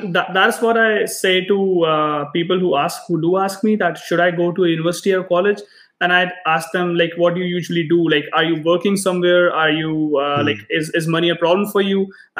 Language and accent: English; India; moved away; We came from India a few years ago and we were thinking about going to US first, and we saw tuition, we saw the tuition fee and we were like, no, not gonna happen.